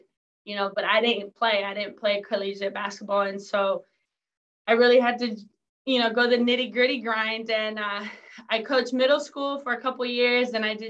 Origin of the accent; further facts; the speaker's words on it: San Diego, California, United States; also born or lived in Mexico; I was born in Mexico, grew up in San Diego.